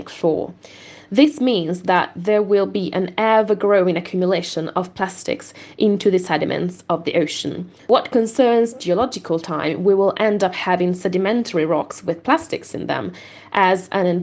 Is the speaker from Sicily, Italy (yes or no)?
no; Veneto, Italy; moved away; I'm from the Veneto region, that is one of the worst hit regions of the state